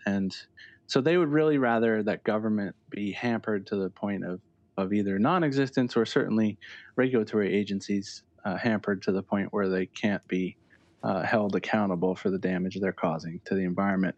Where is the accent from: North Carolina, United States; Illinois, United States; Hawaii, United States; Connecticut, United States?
Connecticut, United States; Lakeville; I grew up in Lakeville, which is in the northwest corner